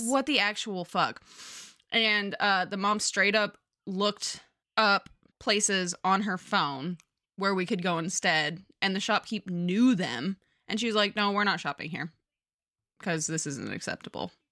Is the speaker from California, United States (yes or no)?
yes; Southern California, United States; I grew up in Southern California.